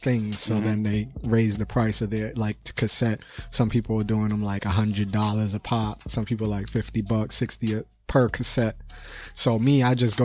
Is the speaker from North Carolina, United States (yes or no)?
no; Boston, Massachusetts, United States; I was born in Boston City. Hospital, so I'm a Bostonian.